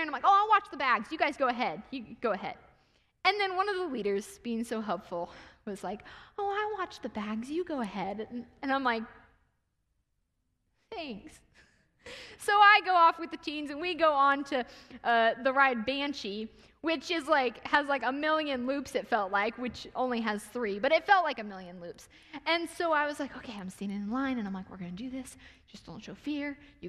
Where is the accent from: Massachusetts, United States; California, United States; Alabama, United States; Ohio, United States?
Ohio, United States; I was raised in Ohio